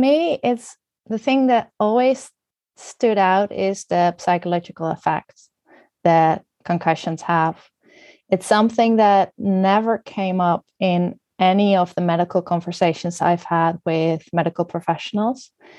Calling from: Netherlands; I'm joining you from the Netherlands.

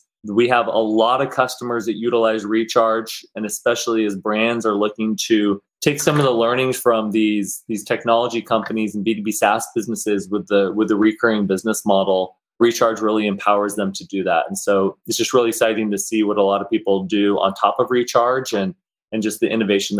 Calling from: Southern California, United States; As always, I am calling in from Southern California.

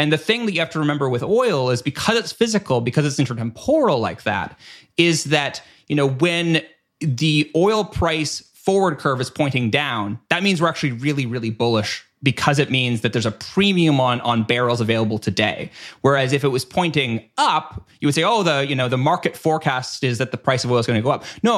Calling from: Canada; again, I'm speaking from Canada here.

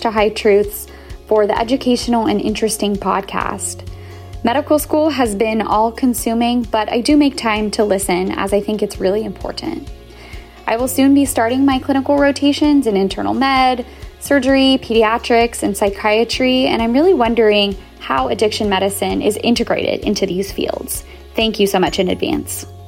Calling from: Tacoma, Washington, United States; I'm calling in from Tacoma, Washington, as a second-year medical student

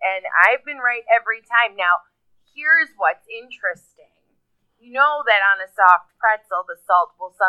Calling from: Buffalo, New York, United States; I'm from Buffalo, New York.

